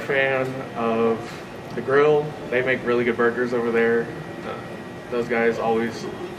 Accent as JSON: {"language": "English", "town": "Curtis", "region": "Nebraska", "country": "United States", "said": "I'm from Curtis, Nebraska, and I am currently a criminal justice major."}